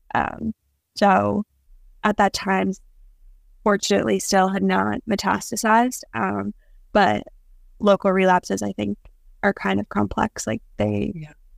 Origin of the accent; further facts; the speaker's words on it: Long Island, New York, United States; I'm from Long Island